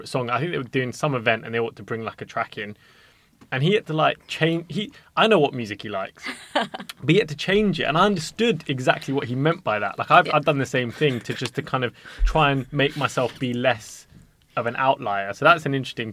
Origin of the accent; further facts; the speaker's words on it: London, United Kingdom; We're all from West London